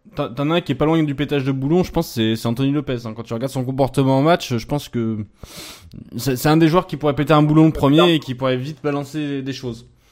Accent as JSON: {"language": "French", "town": "Lyon", "region": "Auvergne-Rhône-Alpes", "country": "France", "tie": "born or raised there", "said": "en tant que lyonnais euh, né à Lyon et de fils de supporters lyonnais"}